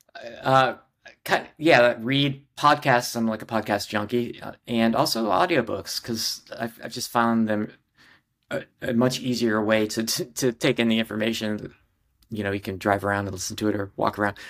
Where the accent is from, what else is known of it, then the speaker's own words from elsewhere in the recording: Ohio, United States; moved away as an adult; also born or lived in San Diego / Los Angeles / Minneapolis; now in New York, United States; I grew up in Ohio, very normal, sort of, uh, Midwestern